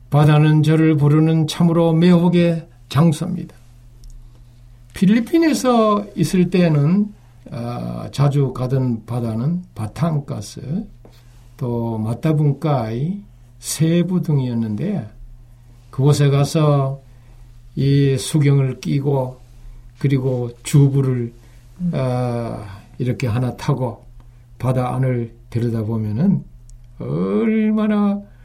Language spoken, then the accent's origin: Korean; Uiseong, North Gyeongsang, South Korea; 저는 육지에서 태어났어요. 제 고향은 경북 의성인데요.